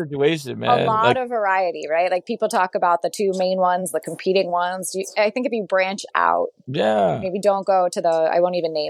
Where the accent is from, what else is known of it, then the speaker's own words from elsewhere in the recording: Philadelphia, Pennsylvania, United States; also born or lived in Washington, D.C.; So I grew up in Overbrook in West Philly, left for some period of time, went to D.C.